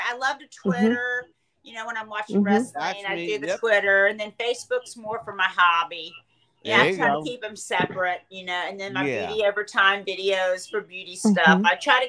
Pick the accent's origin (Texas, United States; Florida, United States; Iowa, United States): Florida, United States; Tallahassee; moved away; also born or lived in New York; I grew up in Tallahassee